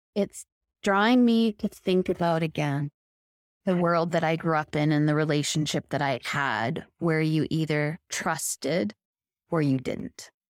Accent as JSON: {"language": "English", "town": "Victoria", "region": "British Columbia", "country": "Canada", "tie": "born or raised there", "said": "My experience was growing up in Victoria, which is a beautiful island off the coast of British Columbia"}